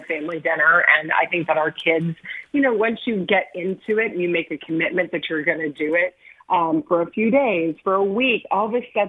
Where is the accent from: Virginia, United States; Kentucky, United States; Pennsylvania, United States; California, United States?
Kentucky, United States; I grew up in Kentucky and we had dinner 5 o'clock